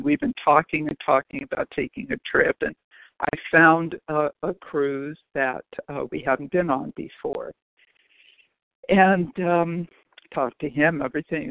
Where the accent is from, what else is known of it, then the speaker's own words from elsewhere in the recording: Los Angeles, California, United States; also born or lived in Chicago; I grew up in L.A.